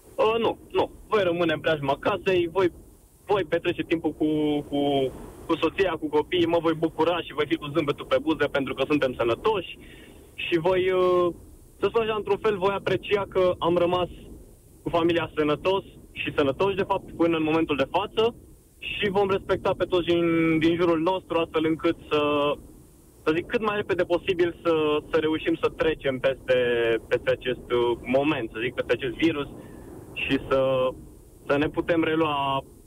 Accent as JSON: {"language": "Romanian", "town": "Brașov", "region": "Brașov County", "country": "Romania", "said": "sunt din Brașov"}